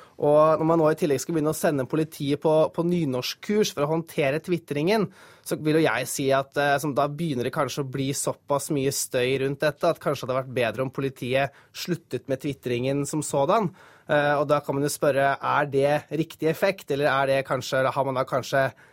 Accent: Hedmark, Norway; jeg er fra Hedmark

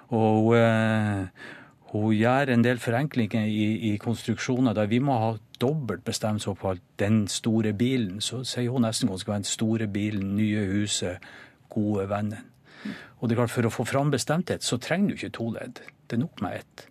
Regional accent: Norway; som nordmann

